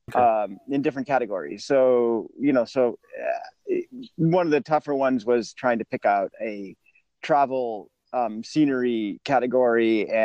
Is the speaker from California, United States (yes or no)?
yes; Los Angeles, California, United States; I'm from Los Angeles